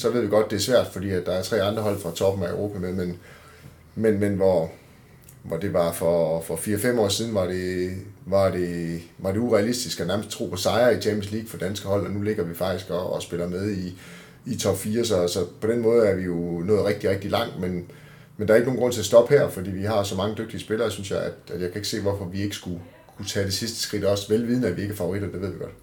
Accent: Denmark; som danskere

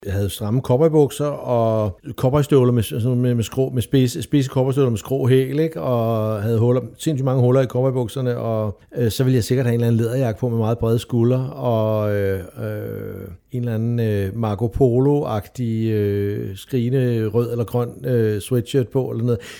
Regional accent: Hvidovre, Capital Region of Denmark, Denmark; jeg voksede op i Hvidovre, lige syd for København

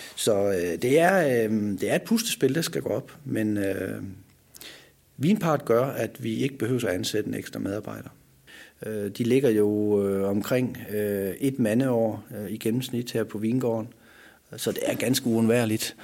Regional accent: Denmark; her hjemme i Danmark

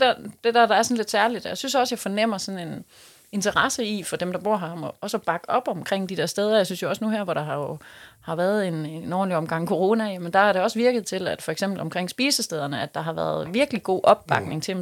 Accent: West Funen, Southern Denmark, Denmark; now in Odense, Denmark; jeg er fra Fyn. Jeg er ja. ude fra Vestfyn af oprindeligt

